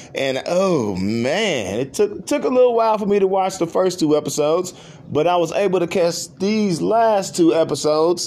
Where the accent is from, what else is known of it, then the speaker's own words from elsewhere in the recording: Oklahoma, United States; I'm from Oklahoma